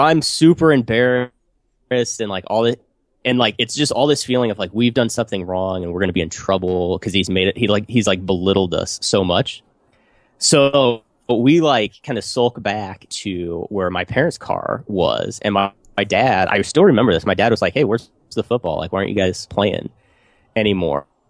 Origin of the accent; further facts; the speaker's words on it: United States; my hometown is, dude, small, small town, U S A.